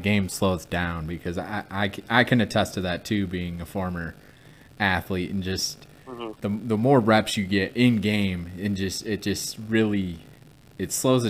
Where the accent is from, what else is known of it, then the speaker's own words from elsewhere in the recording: Michigan, United States; I'm from Michigan myself